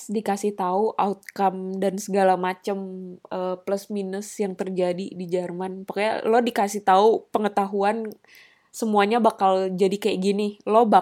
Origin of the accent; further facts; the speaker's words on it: Indonesia; yang gue kenal dengan baik medannya apa negara asal gue Indonesia gitu